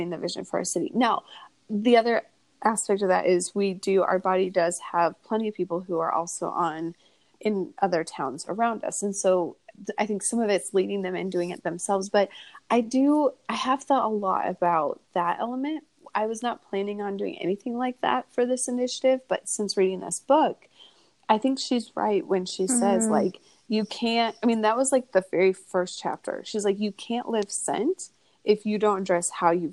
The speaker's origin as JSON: {"language": "English", "town": "Kearney", "region": "Nebraska", "country": "United States", "tie": "born or raised there", "said": "I grew up in Kearney."}